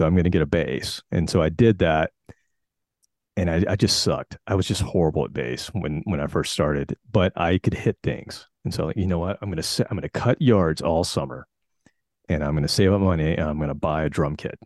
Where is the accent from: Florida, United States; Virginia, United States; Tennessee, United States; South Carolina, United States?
South Carolina, United States; I grew up in South Carolina, and, um, in my little town, it was like, uh, about thirty minutes from Charlotte, North Carolina